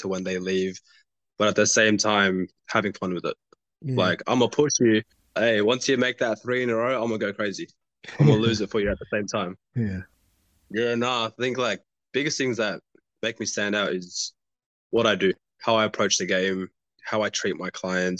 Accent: Sydney, New South Wales, Australia; also born or lived in Nepal; my parents, like they moved us to Australia when I was 2 years old

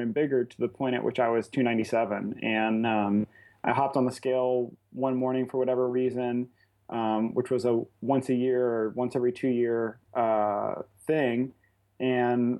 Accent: Lafayette, Louisiana, United States; I'm originally from Lafayette, Louisiana. That's where I live

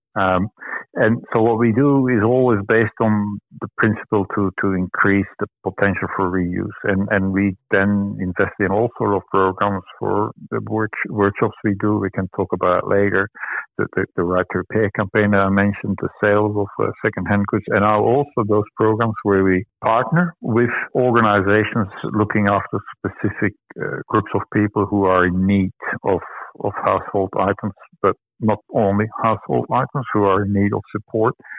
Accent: Belgium; moved away as an adult; now in Sydney, Australia; I come from Belgium. I moved here more than 10 years ago

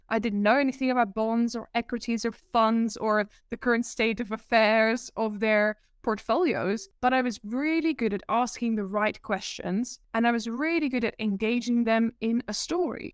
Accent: Netherlands; accent: Dutch; English is a second language; moved away as an adult; also born or lived in Amsterdam, Netherlands / Guildford, United Kingdom; now in United Kingdom; Born and raised in the Netherlands in a small town

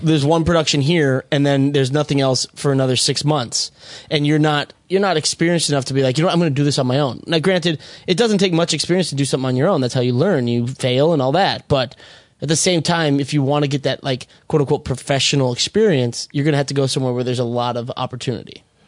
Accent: Minnesota, United States; moved away; I'm from Minnesota

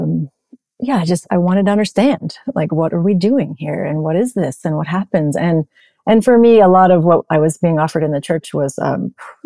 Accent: Newton, Massachusetts, United States; I grew up in Newton, Massachusetts

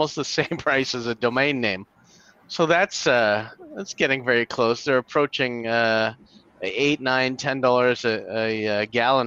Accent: Canada; somebody in Canada

